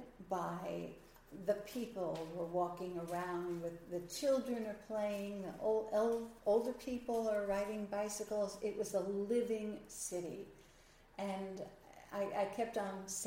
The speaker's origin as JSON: {"language": "English", "region": "New York", "country": "United States", "moved": "as an adult", "lives_now": "Nashville, United States", "said": "I'm originally from New York."}